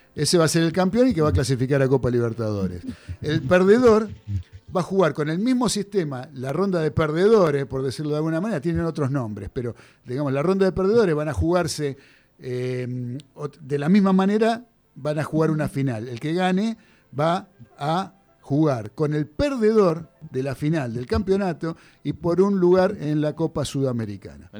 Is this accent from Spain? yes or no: no; Argentina; uno como argentino